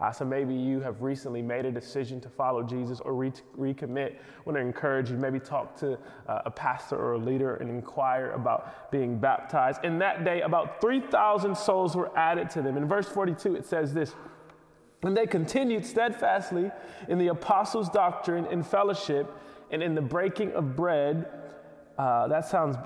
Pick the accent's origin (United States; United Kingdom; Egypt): United States; Detroit, Michigan; moved away as an adult; now in New York City, United States; I grew up in Detroit